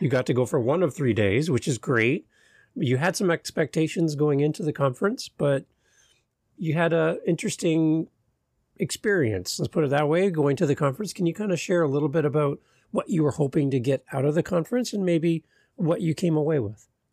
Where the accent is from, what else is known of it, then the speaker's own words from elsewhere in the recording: Canada; as a Canadian